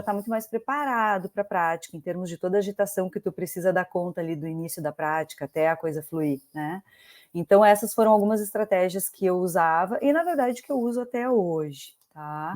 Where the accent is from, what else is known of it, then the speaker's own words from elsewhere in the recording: Pelotas, Rio Grande do Sul, Brazil; also born or lived in Porto Alegre; eu sou gaúcha, sou de Pelotas